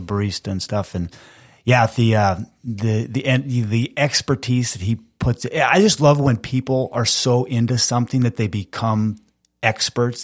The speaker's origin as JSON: {"language": "English", "town": "Fergus Falls", "region": "Minnesota", "country": "United States", "tie": "born or raised there", "also_born_or_lived": "Peoria, Illinois", "said": "I grew up in Fergus Falls"}